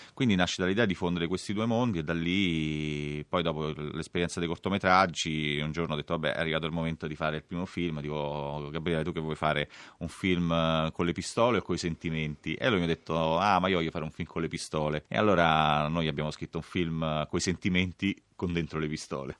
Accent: Rome, Lazio, Italy; Io sono cresciuto a Villa Bonelli, che è proprio al confine con la Magliana

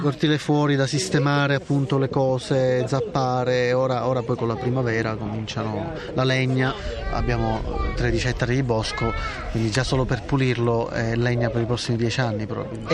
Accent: Palermo, Sicily, Italy; moved away; io sono nato e cresciuto a Palermo

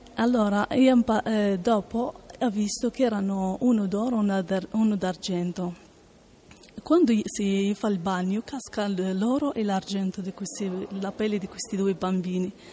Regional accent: Morocco; now in Italy; vengo dal Marocco

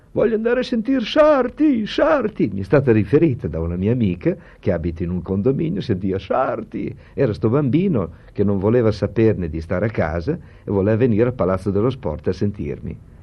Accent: Bologna, Emilia-Romagna, Italy; da bolognese

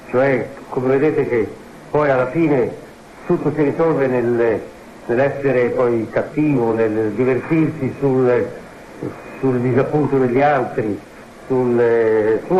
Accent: Italy

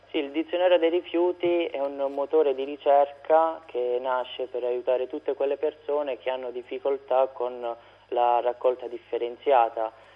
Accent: Rotondella, Basilicata, Italy; nel mio paese, Rotondella, in provincia di, di Matera

